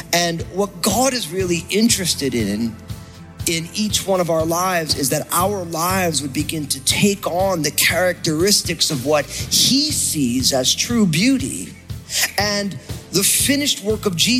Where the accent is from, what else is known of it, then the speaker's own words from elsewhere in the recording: New Jersey, United States; I'm from New Jersey